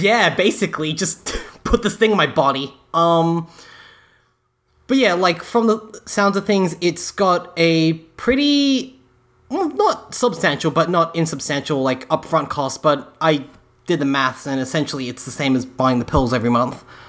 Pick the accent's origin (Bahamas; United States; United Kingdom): United Kingdom; England; moved away; I was born in England